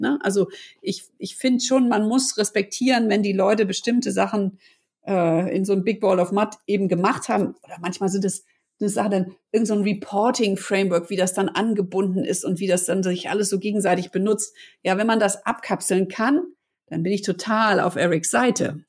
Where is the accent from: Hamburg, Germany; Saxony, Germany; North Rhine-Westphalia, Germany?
Hamburg, Germany; sind wir beide aus Hamburg und wir lieben unsere Stadt